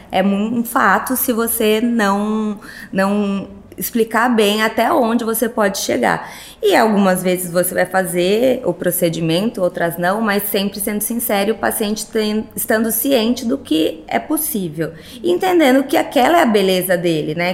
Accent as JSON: {"language": "Portuguese", "town": "Sorocaba", "region": "São Paulo", "country": "Brazil", "tie": "born or raised there", "also_born_or_lived": "Rio de Janeiro", "said": "sou de Sorocaba, nasci em Sorocaba, fiz minha formação na PUC São Paulo, que também é Sorocaba"}